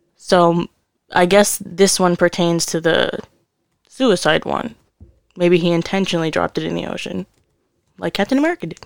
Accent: Connecticut, United States; we're from Connecticut.

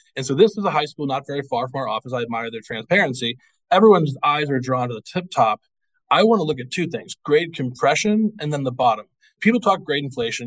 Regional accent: Missouri, United States; now in Georgia, United States; I'm not from here originally. I'm from I'm from Missouri

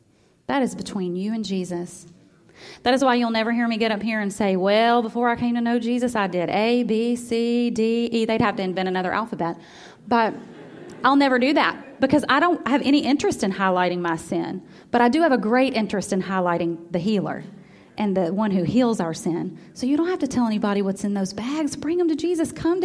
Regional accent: Memphis, Tennessee, United States; born there; my whole family was born in Iuka, Mississippi, and I was born in Memphis, but just barely.

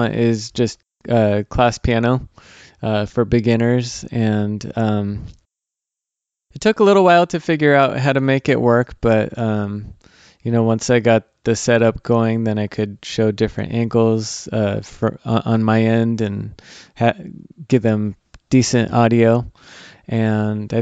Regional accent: San Diego, California, United States; I grew up in San Diego

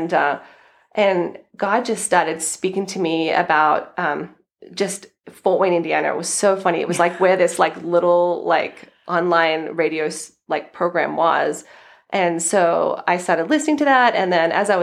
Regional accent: Australia; moved away as an adult; also born or lived in California; now in United States; as you might hear from my accent, I'm originally from Australia

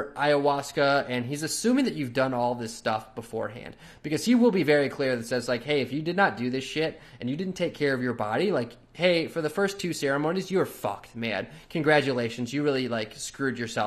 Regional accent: Chicago, Illinois, United States; I'm from Chicago

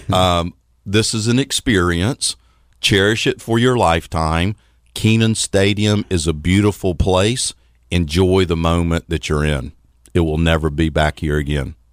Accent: Athens, Georgia, United States; also born or lived in Atlanta, Georgia; born and raised in Athens, Georgia. Actually, I was born in Atlanta, and before I was about a year old, my father got transferred from SunTrust Banks over to Athens, Georgia

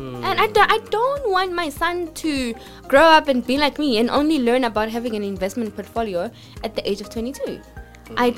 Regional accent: Pretoria, Gauteng, South Africa; So, I come from a township. I come from Atteridgeville and Mamelodi

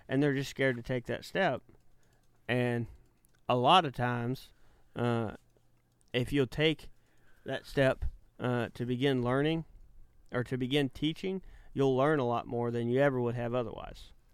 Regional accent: Malta, Texas, United States; I was in the living room, uh, in, uh, Malta, Texas

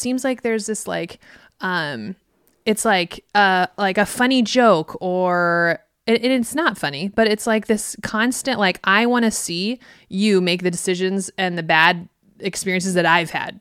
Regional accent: Midwest, United States; I grew up in the Midwest where there's a two-lane road

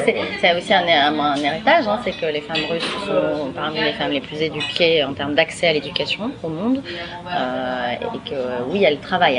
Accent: France; quand on est française

